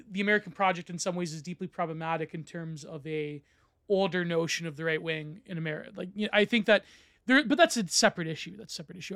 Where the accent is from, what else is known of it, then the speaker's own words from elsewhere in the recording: Canada; I'm Canadian